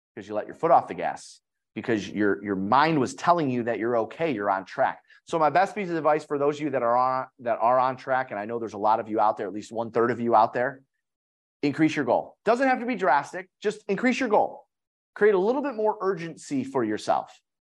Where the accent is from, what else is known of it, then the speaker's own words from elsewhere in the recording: Detroit, Michigan, United States; I'm from Detroit, so we have a lot of manufacturing